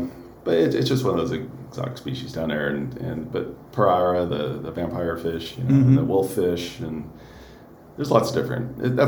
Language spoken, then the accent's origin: English; Davis, California, United States; moved away; I grew up just outside of Davis, California.